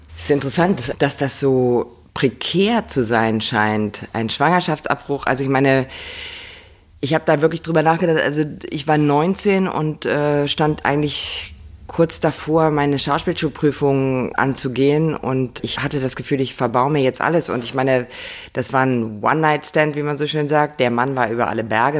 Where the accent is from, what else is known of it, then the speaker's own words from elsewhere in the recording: near Kassel, Hesse, Germany; moved away; Also ich war wirklich sehr verbunden mit dem Ort, wo ich groß geworden bin. Also draußen auf dem Land und dort gab es einen, der heißt Dörnberg. Da konnte man von Weimar aus hinlaufen